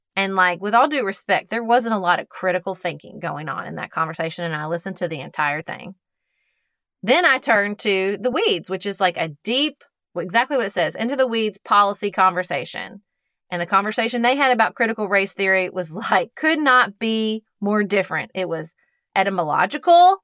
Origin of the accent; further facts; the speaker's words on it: United States; as an American